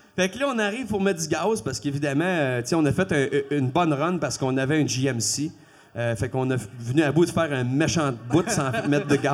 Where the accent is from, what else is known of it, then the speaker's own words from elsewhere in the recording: Quebec, Canada; first language French; je suis un Québécois ma première langue, c'est le français